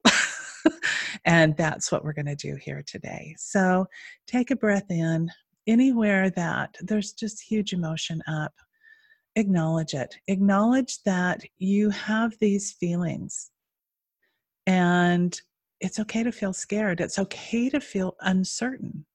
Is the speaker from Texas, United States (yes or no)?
no; Utah, United States; moved away; I'm originally from Utah